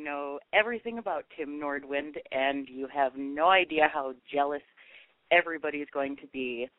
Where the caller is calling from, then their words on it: Madison, Wisconsin, United States; I'm from Madison, Wisconsin.